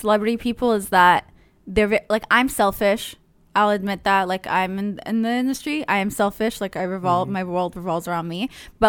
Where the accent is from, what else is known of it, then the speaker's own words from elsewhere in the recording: Israel; But I grew up in Israel, so it was really hot. So I don't know why I can stand this weather, but I do enjoy it.